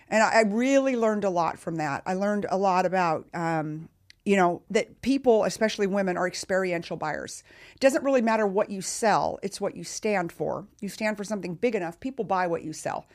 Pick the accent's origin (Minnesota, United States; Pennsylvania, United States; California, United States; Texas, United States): Texas, United States; I'm from Texas